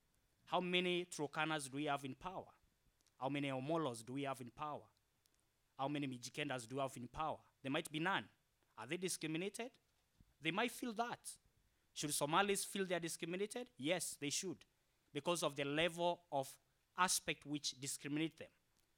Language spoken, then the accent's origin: English; Kenya; now in Norway; I'm a Kenyan by virtual birth.